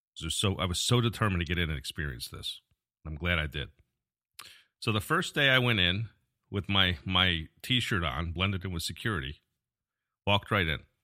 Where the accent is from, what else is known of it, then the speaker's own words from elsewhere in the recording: Albany, New York, United States; moved away as an adult; now in Florida, United States; I was born and raised in New York. I grew up in the Albany area.